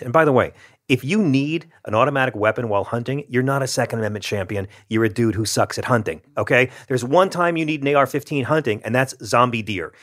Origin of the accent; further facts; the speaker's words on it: the South, United States; I grew up with my grandma having a shotgun in the corner down south